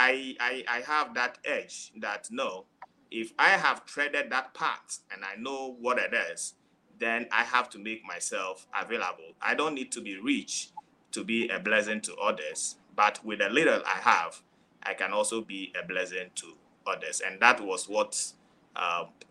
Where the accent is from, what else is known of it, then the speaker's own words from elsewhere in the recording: Volta, Ghana; I'm coming from Africa, to be precise, Ghana. And my place of origin is Akachi, from the Volta region.